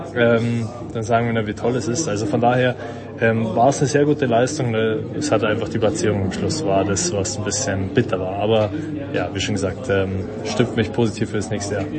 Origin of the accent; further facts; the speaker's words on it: Munich, Bavaria, Germany; als Münchner